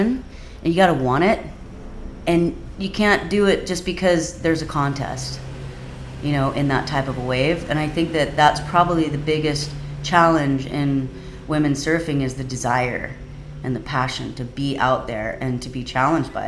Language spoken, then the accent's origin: English; Kauai, Hawaii, United States; also born or lived in Oahu; because I grew up on Kauai and I grew up with the Kauai boys